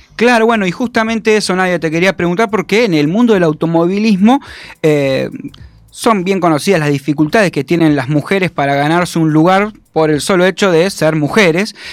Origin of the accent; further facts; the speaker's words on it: Entre Ríos, Argentina; yo también soy de allá de Entre Ríos